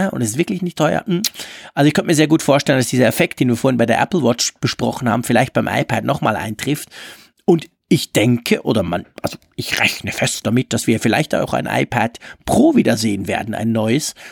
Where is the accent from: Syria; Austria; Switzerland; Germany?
Switzerland; bei uns in der Schweiz